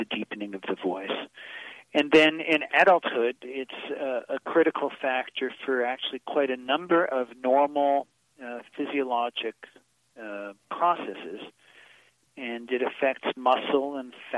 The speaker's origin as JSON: {"language": "English", "town": "Boston", "region": "Massachusetts", "country": "United States", "said": "I'm from Boston"}